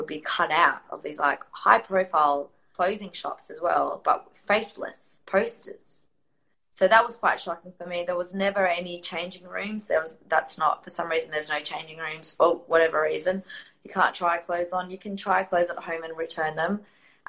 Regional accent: Riyadh, Riyadh Province, Saudi Arabia; born there; And I was born in Riyadh, so my mum had divorced my dad, and all of the custody had been given to my dad.

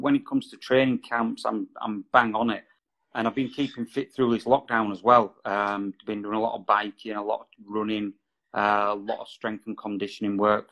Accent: Halifax, Yorkshire and the Humber, United Kingdom; now in Brighouse, United Kingdom; I was originally from Halifax

